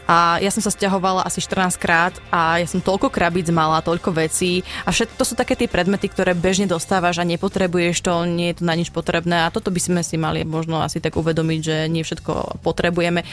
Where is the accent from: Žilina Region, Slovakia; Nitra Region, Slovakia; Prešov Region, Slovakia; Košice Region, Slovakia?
Žilina Region, Slovakia; Žilina; moved away as an adult; also born or lived in Bratislava / Banská Bystrica; ja pochádzam pôvodne zo Žiliny, tam som žila asi 19 rokov